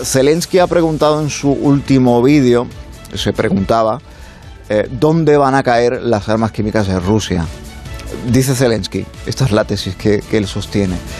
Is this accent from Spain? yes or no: yes; Spain; nos suministran aquí en España